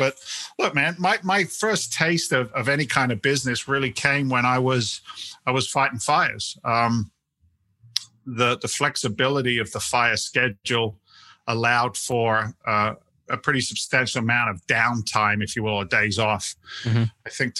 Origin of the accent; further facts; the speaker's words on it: England, United Kingdom; moved away; But you know, I'm actually an immigrant. I came from England back in 1986.